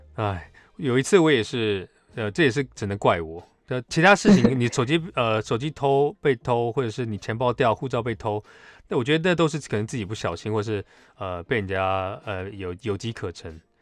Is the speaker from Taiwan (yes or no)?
yes; Taiwan; 他们看我是台湾人，那时候我还不会讲日文